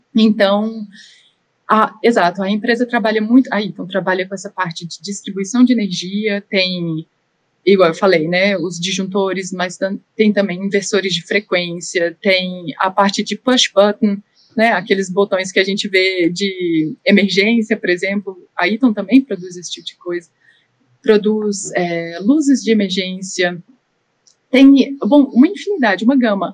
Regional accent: Brazil; moved away as an adult; now in Austria; eu sou brasileira

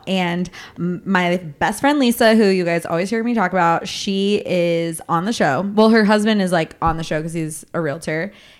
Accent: Glendora, California, United States; moved away; also born or lived in Keller; I grew up with him in Glendora

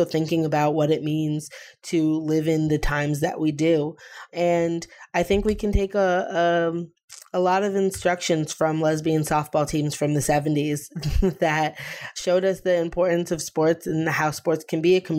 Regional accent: Pioneer Valley, Western Massachusetts, United States; in the Pioneer Valley, where I grew up in Western Massachusetts

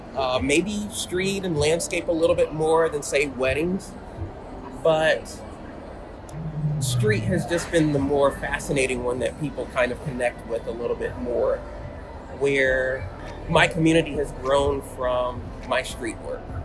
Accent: Atlanta, Georgia, United States; I'm from Atlanta, Georgia

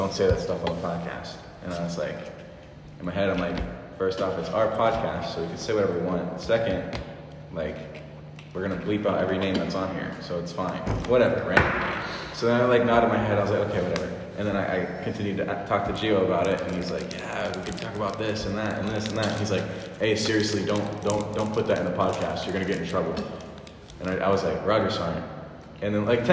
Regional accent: Jacksonville, Florida, United States; We're both from Jacksonville.

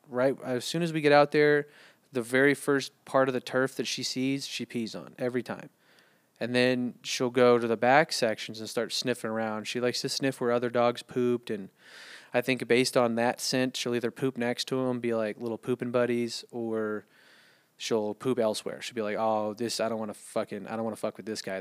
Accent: United States; also born or lived in San Antonio; I'm American

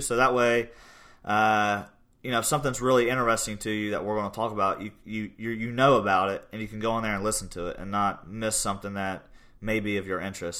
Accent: Portsmouth, Ohio, United States; also born or lived in New York; now in Gallipolis, United States; I grew up in Portsmouth, Ohio, graduated from Portsmouth High School

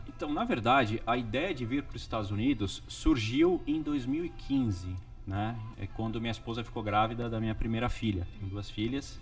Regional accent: São Bernardo do Campo, São Paulo, Brazil; moved away as an adult; now in Windermere, United States; eu sou de São Paulo, nascido na capital, só que a partir dos meus oito anos eu fui para BC Paulista

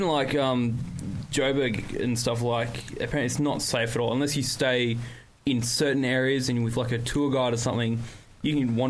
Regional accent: Perth, Western Australia, Australia; So my parents are from South Africa. And we were born and raised in Australia, in Perth. But I think we were raised with a more Americanized culture.

